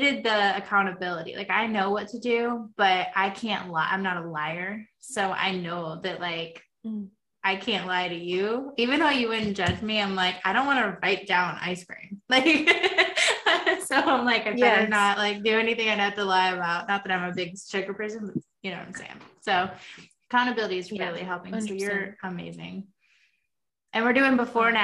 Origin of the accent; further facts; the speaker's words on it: United States; I'm from America